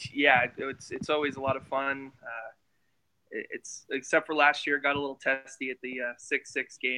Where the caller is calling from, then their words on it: Arizona, United States; Uh, I'm calling from Arizona.